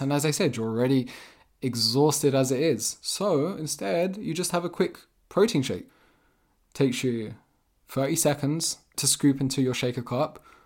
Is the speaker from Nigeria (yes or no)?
no; England, United Kingdom; also born or lived in Vermont, United States; I'm from England.